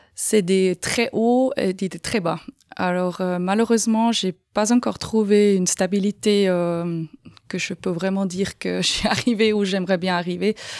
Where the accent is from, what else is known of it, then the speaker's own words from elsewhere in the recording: Aargau, Switzerland; moved away as an adult; also born or lived in Canton of Fribourg; now in Fribourg, Switzerland; Je suis d'origine de l'Argovie, comme on peut peut-être entendre un petit peu avec mon accent.